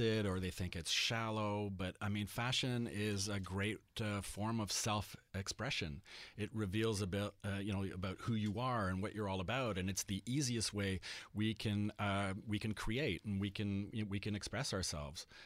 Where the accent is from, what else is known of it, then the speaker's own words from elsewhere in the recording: Montreal, Quebec, Canada; growing up in Montreal and primarily being dressed by my French Acadian mother